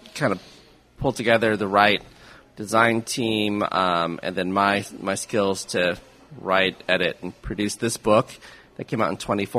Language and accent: English; Kansas City, Missouri, United States; I'm born and raised in Kansas City